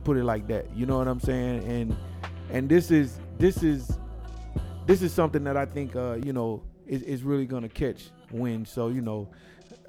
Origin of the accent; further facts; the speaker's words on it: the South, United States; I'm from the South